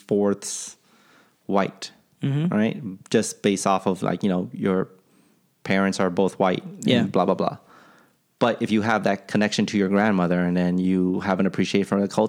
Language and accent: English; United States; I'm Asian, right. I'm American